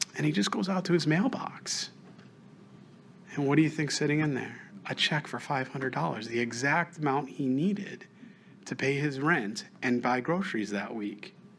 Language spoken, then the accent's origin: English; New York, United States; moved away; I'm from New York, so I, I, still have family, so have friends